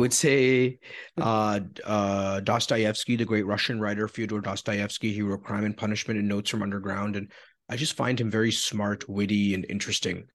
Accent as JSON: {"language": "English", "town": "Toronto", "region": "Ontario", "country": "Canada", "tie": "born or raised there", "said": "I was born in Scarborough"}